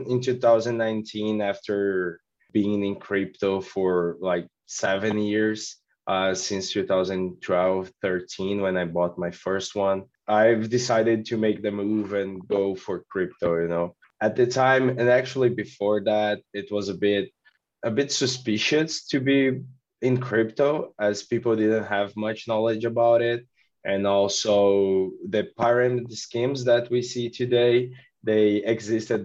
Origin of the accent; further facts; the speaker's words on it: Brazil; I'm from Brazil.